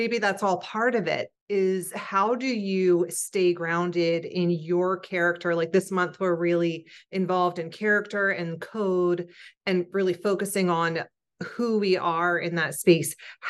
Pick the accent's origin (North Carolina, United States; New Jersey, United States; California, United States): New Jersey, United States; And now I'm from South Jersey, right?